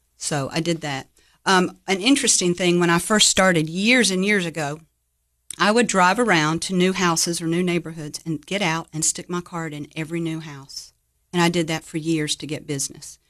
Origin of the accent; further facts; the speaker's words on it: Jacksonville, Florida, United States; moved away as an adult; now in Cookeville, United States; I grew up in Jacksonville, Florida. I was there about twenty-one years.